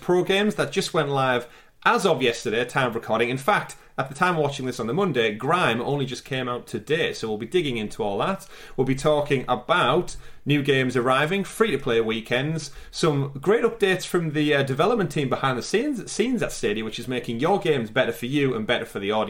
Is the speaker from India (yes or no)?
no; United Kingdom; as a Brit